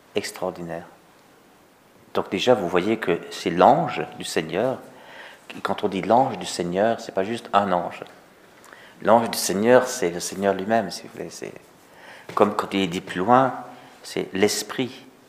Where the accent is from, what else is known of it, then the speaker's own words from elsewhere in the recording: Togo; chez nous au Togo